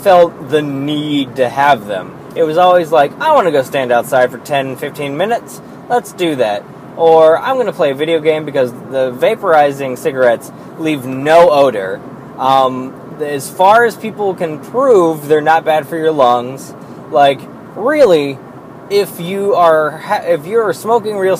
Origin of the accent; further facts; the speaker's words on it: Pennsylvania, United States